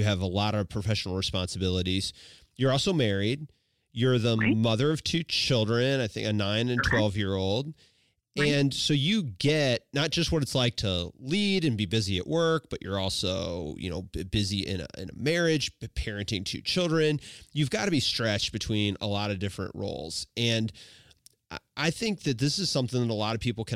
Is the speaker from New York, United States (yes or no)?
no; Washington, Missouri, United States; I grew up in Washington, Missouri